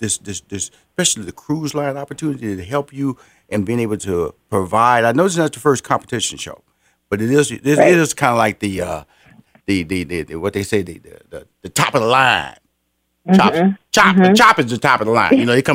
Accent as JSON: {"language": "English", "town": "Houston", "region": "Texas", "country": "United States", "said": "You went to my city, Houston. That's why I'm from Houston"}